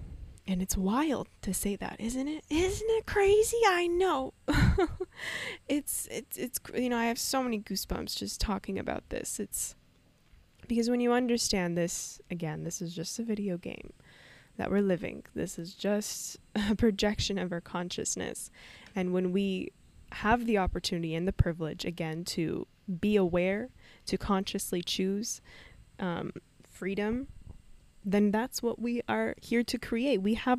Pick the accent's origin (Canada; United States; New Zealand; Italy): Canada; I was raised in Canada and all in peace.